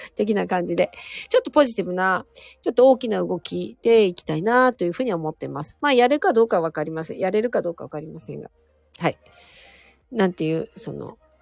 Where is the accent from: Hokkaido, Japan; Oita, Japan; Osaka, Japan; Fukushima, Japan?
Hokkaido, Japan; Sapporo; moved away; 札幌はですね、私札幌なんですけど